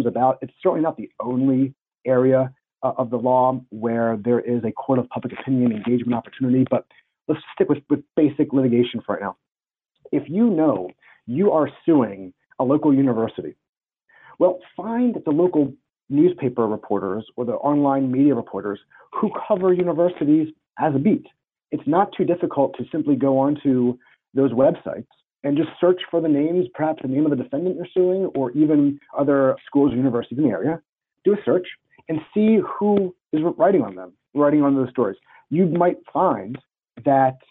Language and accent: English; Pennsylvania, United States; my home state of Pennsylvania